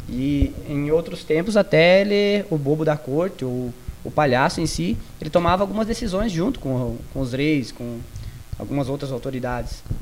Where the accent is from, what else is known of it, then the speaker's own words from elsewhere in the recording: Maravilha, Santa Catarina, Brazil; eu sou de Maravilha